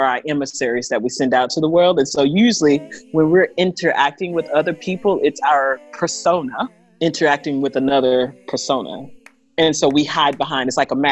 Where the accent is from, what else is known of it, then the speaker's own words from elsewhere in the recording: Houston, Texas, United States; moved away as an adult; now in Koh Phangan, Thailand; I'm from Houston, Texas, you know, very popular city right now. And I'm currently in Koh Phangan, Thailand.